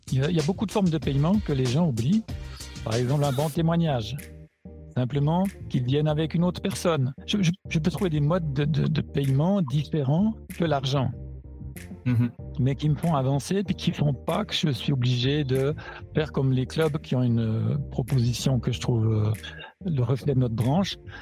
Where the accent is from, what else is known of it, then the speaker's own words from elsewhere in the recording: Switzerland; moved away as an adult; now in Germany; à l'origine, j'étais, donc je suis suisse, à l'origine, j'étais prof je suis parti pour une plus belle que les autres euh, en Allemagne, où j'ai découvert la branche du fitness et où je suis resté depuis